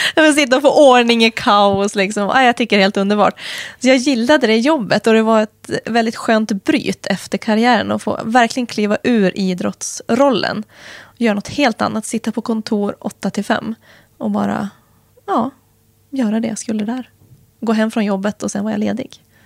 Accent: Helgum, Västernorrland County, Sweden; now in Östersund, Sweden; Jag har trivs bra hemma i Helgum naturligtvis, mina föräldrar, jag fortfarande. Det kommer alltid vara hemma, även om jag aldrig mer kommer bo där

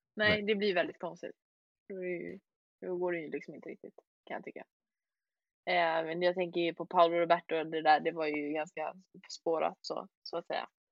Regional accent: Sweden; vi andra här i Sverige

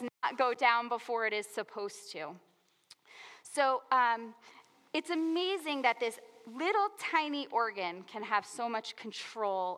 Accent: New Jersey, United States; I grew up in New Jersey. We like colorful language here, right?

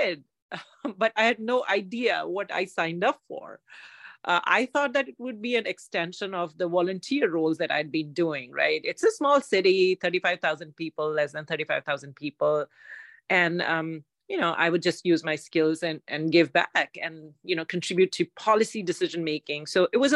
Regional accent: India; moved away as an adult; now in Foster City, United States; I'm an immigrant from India

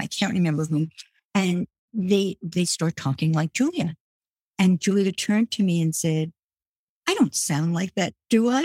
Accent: New York City, New York, United States; also born or lived in France; I grew up in Brooklyn

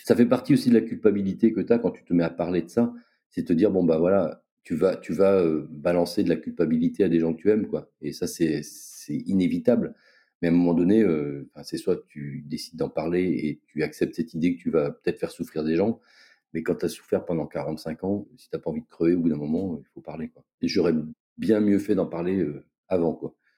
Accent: Brest, Brittany, France; moved away as an adult; now in Réunion, France; Je suis originaire de Brest, où j'ai passé euh, la plus grande partie de ma vie

